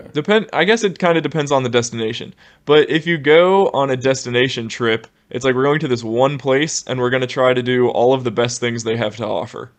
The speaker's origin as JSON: {"language": "English", "region": "Ohio", "country": "United States", "moved": "yes", "said": "we're from the Midwest, Ohio, terrible winters"}